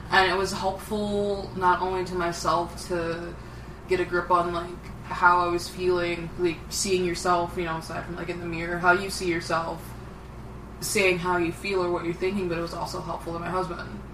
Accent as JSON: {"language": "English", "town": "Detroit", "region": "Michigan", "country": "United States", "also_born_or_lived": "Arizona", "said": "I'm from Detroit."}